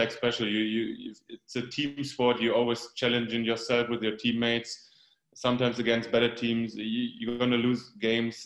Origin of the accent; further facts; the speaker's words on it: Germany; It's like 90 kilometers away, like about 60 miles away from my hometown. But of course, it was a dream move coming from a small village like me, and then moving to Dortmund.